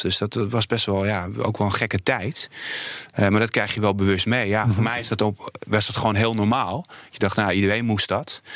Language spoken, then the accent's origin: Dutch; Poland; now in Netherlands; ik ben toch gewoon heel trots op mijn moederland.